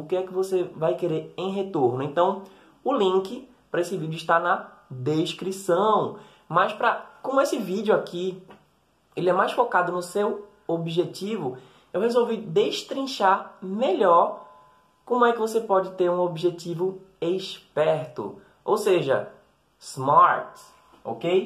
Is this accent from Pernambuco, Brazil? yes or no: yes; Recife, Pernambuco, Brazil; Eu sou nordestino, como você já deve ter percebido, eu sou do Recife